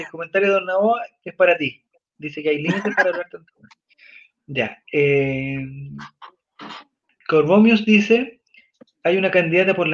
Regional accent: San Carlos de Apoquindo, Santiago Metropolitan Region, Chile; nacida y criada en San Carlos de Poquindo, igual, no sé nada de la vida.

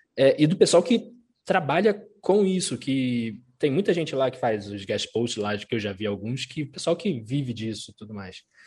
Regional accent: Rio de Janeiro, Brazil; Sou, sou carioca, mas a família é toda mineira, toda

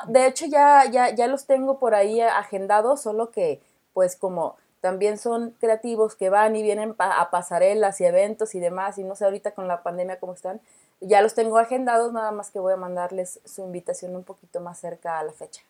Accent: Mexico; como mexicanos

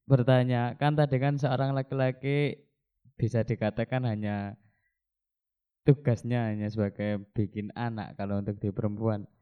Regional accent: Jombang, East Java, Indonesia; Saya dari Jombang.

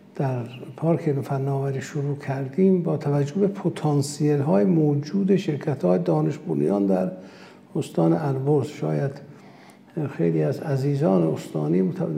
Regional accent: Urmia, West Azerbaijan, Iran; first language Azerbaijani; Persian is a second language; من متولد ارومیه هستم آذری زبانم

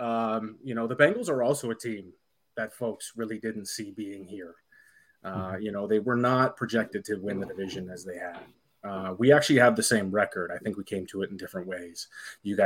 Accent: Canada; I'm Canadian

